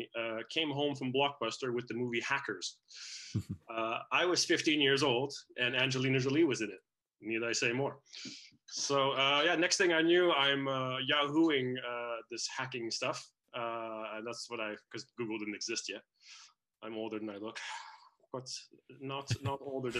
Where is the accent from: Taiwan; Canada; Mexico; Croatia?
Canada; moved away; also born or lived in Netherlands / United States; I was born in the Netherlands. I grew up in Canada, but for a couple of years, I went back to live with my father there